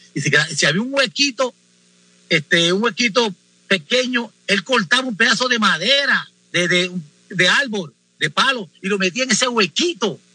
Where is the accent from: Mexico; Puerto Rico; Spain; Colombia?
Puerto Rico; born or raised there; moved away